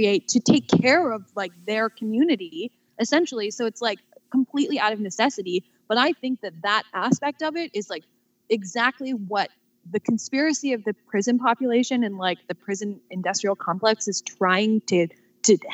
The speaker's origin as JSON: {"language": "English", "town": "Newport Beach", "region": "California", "country": "United States", "tie": "born or raised there", "moved": "yes", "lives_now": "Chicago, United States", "said": "I grew up in Southern California. Do you know where Balboa Island is? It's like right outside of Newport"}